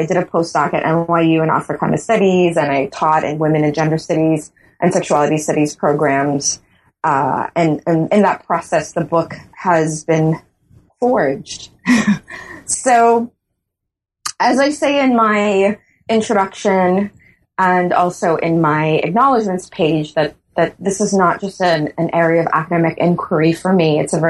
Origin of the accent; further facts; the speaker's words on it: Bahamas; yes, I am born and raised in the Bahamas, and I've been working in the tourist industry for as long as I can remember.